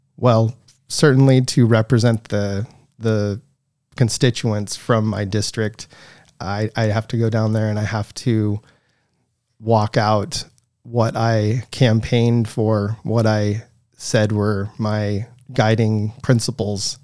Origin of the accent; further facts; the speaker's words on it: Coeur d'Alene, Idaho, United States; also born or lived in Silver Valley, Idaho / St. Maries, Idaho; I was, uh, born and raised here in Idaho, uh, born in Saint Mary's, and I grew up in the Silver Valley.